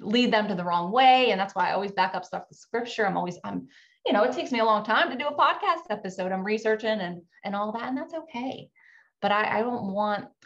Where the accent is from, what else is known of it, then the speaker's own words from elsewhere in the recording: Virginia, United States; now in Florida, United States; My husband and I grew up in Virginia